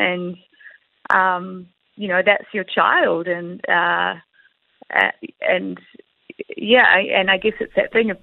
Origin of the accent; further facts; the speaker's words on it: New Zealand; accent: Kiwi; as a Kiwi and as in my own accent and in all familiar territory that I live in and have grown up